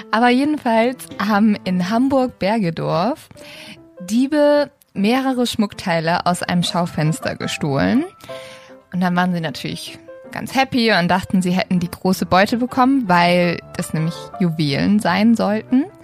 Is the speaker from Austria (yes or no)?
no; Sweden; ja, ich bin übrigens auch in Schweden aufgewachsen und die immer so, ja, du siehst auch total schwedisch aus.